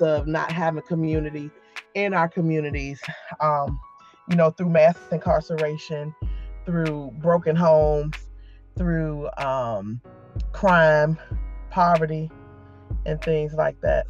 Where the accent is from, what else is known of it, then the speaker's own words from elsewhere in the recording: Newport News, Virginia, United States; I am from Newport News, Virginia. Born and raised.